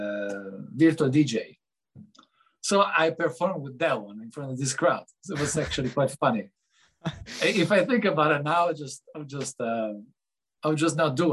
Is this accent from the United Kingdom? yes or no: no; Lugano, Ticino, Switzerland; also born or lived in Geneva / Zurich; I come from Switzerland. I was born in Geneva, and I grew up in Lugano, where I'm living now